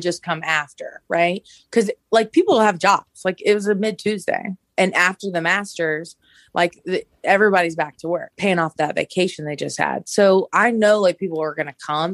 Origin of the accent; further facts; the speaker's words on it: Augusta, Georgia, United States; moved away; I'm originally from Augusta and, uh, it's our hometown